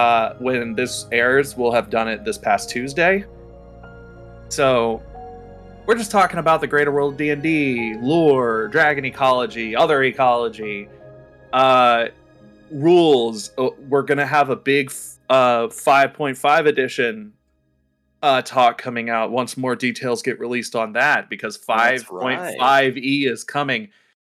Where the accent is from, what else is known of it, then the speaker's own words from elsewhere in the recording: the South, United States; because a lot of us grew up with the boys don't cry attitude, especially if we're from the South.